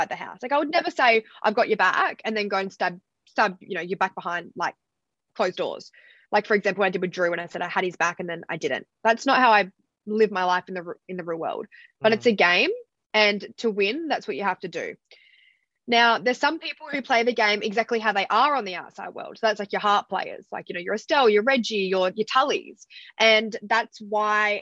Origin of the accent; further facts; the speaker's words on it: Fremantle, Western Australia, Australia; moved away as an adult; also born or lived in New York; now in New South Wales, Australia; I actually grew up in Fremantle. I only moved away from home at 18, went to live in New York.